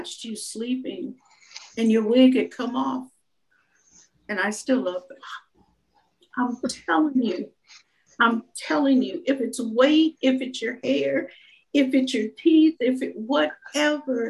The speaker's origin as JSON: {"language": "English", "region": "Minnesota", "country": "United States", "said": "we're from Minnesota"}